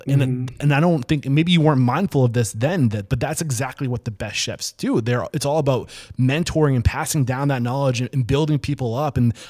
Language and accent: English; New Hampshire, United States; I'm from New Hampshire, man.